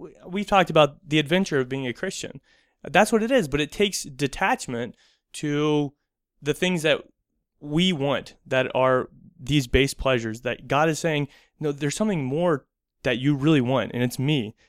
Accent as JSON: {"language": "English", "country": "United States", "said": "being American"}